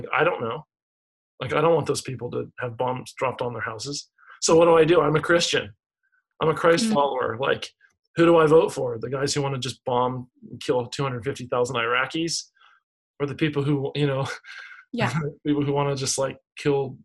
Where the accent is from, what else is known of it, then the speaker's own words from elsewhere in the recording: United States; as an American